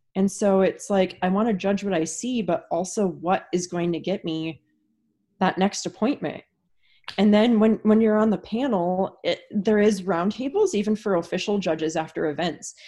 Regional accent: Wisconsin, United States; moved away; where I grew up in Wisconsin, there was no rink within an hour and a half of where I lived

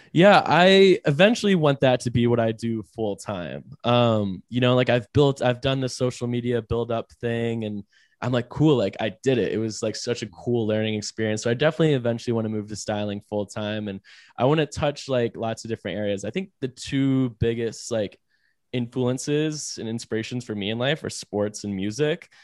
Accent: Raleigh, North Carolina, United States; I'm from Raleigh, like, Uh, I'd say Raleigh is not really, like, a fashion capital

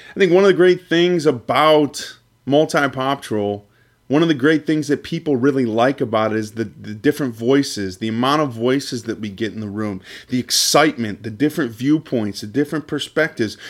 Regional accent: Cleveland, Ohio, United States; Me and Luke are both from, both from the Cleveland area

